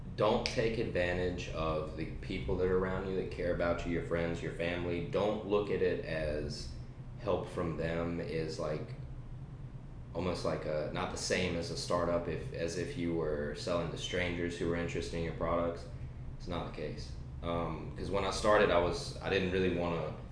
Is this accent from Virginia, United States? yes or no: yes; Danville, Virginia, United States; I was raised in Danville, Virginia. Uh, I've been here all my life.